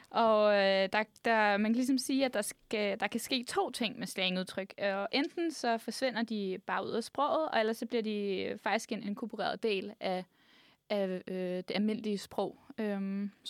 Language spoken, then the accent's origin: Danish; Frederiksberg, Capital Region of Denmark, Denmark; Jeg er fra Frederiksberg.